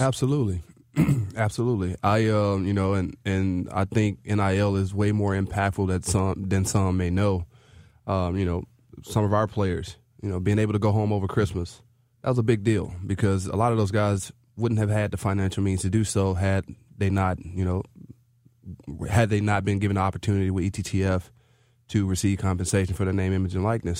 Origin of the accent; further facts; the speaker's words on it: Memphis, Tennessee, United States; moved away as an adult; also born or lived in Columbia, Missouri; I'm from Memphis, Tennessee